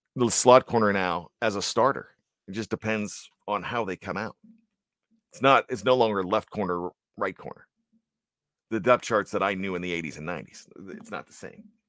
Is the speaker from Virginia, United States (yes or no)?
no; Johnstown, Pennsylvania, United States; growing up in Johnstown, P A, the flood city